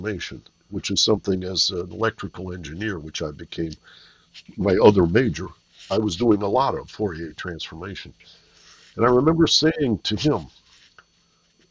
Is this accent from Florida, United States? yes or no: no; Detroit, Michigan, United States; growing up in Detroit